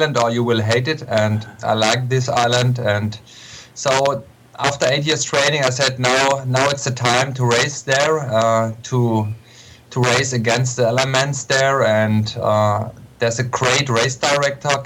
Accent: Eberbach, Baden-Württemberg, Germany; English is a second language; I lived the whole summer in my hometown here in Eberbach

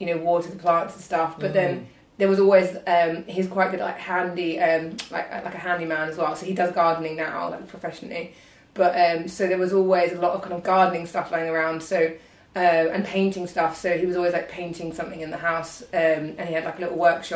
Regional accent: Kent, South East England, United Kingdom; I'm from Kent

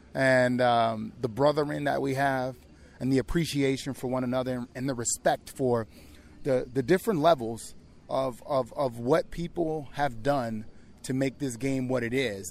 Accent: New Orleans, Louisiana, United States; born or raised there; moved away

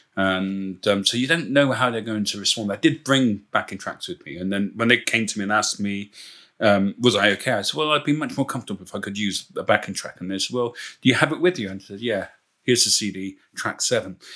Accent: Bristol, South West England, United Kingdom; moved away as an adult; now in Port Talbot, United Kingdom; my accent isn't Welsh, of course. I'm originally from Bristol

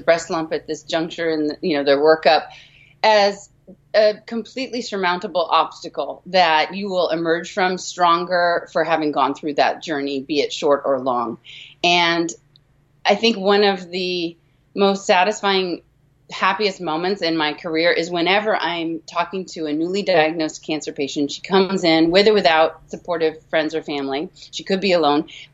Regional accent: Los Angeles, California, United States; I grew up in Los Angeles back in the 70s and 80s

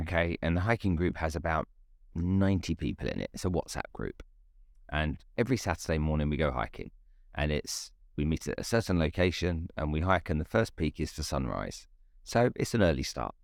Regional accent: Nigeria; I grew up in Nigeria in West Africa

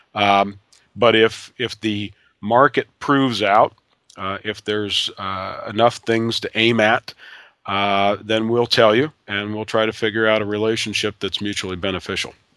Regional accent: Ohio, United States; moved away; a girl that I grew up with back in Ohio

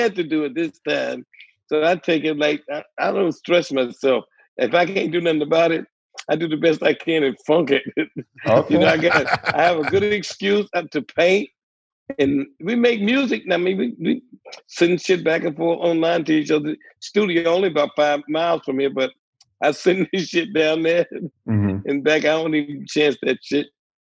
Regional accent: Detroit, Michigan, United States; That sounds like some shit I wanted to say to … when I was growing up in Motown.

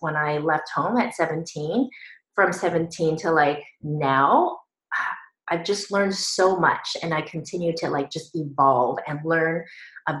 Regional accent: Northern California, United States; moved away as an adult; as soon as I graduated high school, I went off to college, I left home, and I never went back. So I was on my own. And I moved from Northern California to Southern California

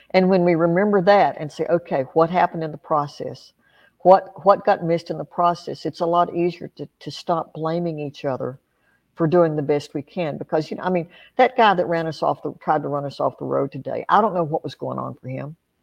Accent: Appalachia, United States; I grew up in Appalachia

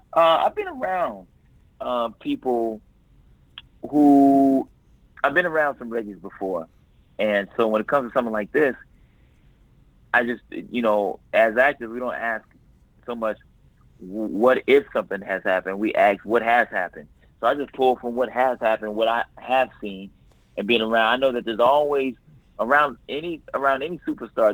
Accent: Los Angeles, California, United States; I'm from South Central Los Angeles, man. I grew up right in the hood

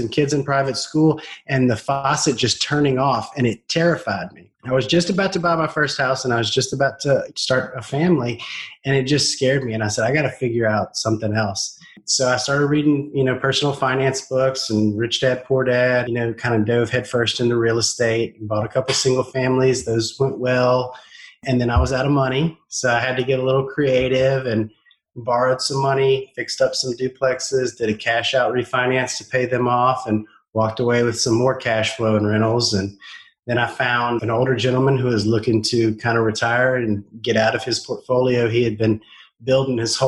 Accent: South Louisiana, United States; I'm from South Louisiana

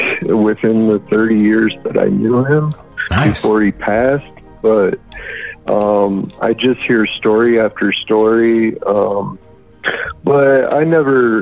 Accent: Michigan, United States; also born or lived in Atlanta, Georgia / Ohio; now in Denver, United States; I'm originally from Michigan.

